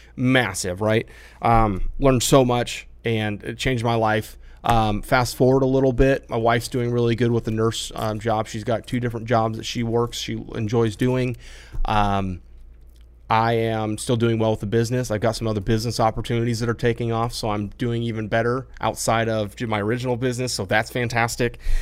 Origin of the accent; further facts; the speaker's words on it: Iowa, United States; I grew up in the Midwest in Iowa, way out in the country.